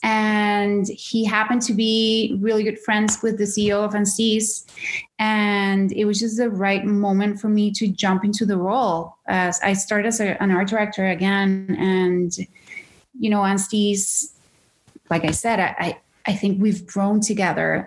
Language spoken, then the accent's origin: English; Caracas, Capital District, Venezuela; moved away as an adult; now in Canada; born and raised in Venezuela, in Caracas, Venezuela